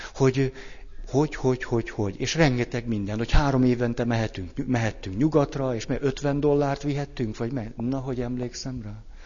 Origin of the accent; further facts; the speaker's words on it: Hungary; kicsiny hazánkban rengeteg elgyászolatlan fájdalom és sérelem van azzal kapcsolatban, hogy mi egy kemény, meg egy puha diktatúrában nőttünk föl